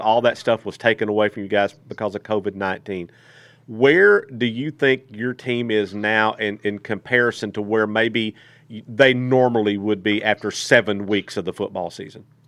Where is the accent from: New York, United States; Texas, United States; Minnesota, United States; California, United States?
Texas, United States; moved away; also born or lived in Greenwood, Arkansas; I'm originally from Texas